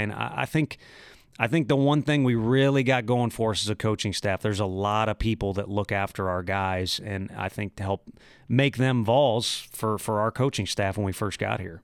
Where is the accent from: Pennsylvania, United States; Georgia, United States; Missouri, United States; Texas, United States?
Missouri, United States; St. Louis; I'm from Saint Louis. You have to respect the Cardinals, especially when you grow up